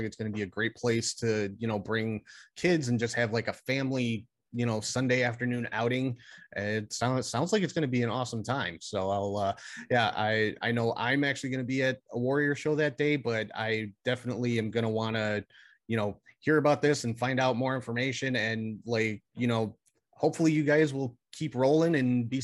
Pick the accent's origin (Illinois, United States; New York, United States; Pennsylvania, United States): Illinois, United States; Chicago; I'm from Chicago. I've lived in Chicago my entire life